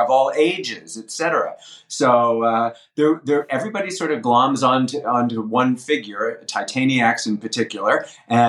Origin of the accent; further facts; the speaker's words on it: Philadelphia, Pennsylvania, United States; I came from Philadelphia